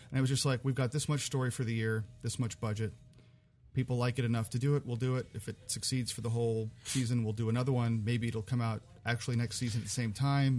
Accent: Bay Area, California, United States; I grew up here in the Bay Area

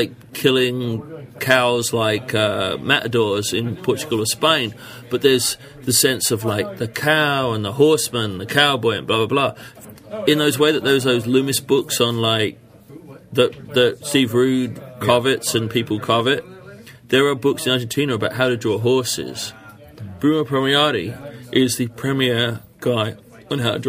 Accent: London, United Kingdom; moved away; when I was a boy, in England

